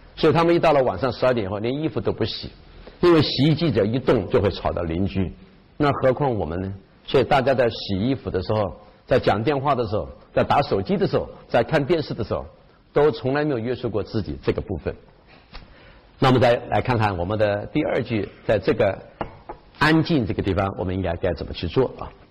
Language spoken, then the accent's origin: Chinese; China; also born or lived in Japan; 我们中国人